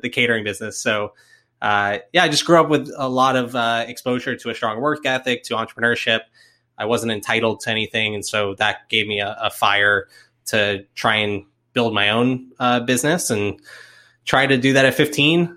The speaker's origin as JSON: {"language": "English", "region": "Florida", "country": "United States", "moved": "yes", "lives_now": "Atlanta, United States", "said": "am from Florida originally"}